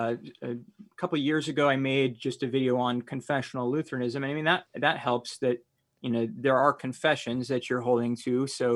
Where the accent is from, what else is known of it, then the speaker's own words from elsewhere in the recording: Iowa, United States; I grew up in Iowa, we were around Amish all the time.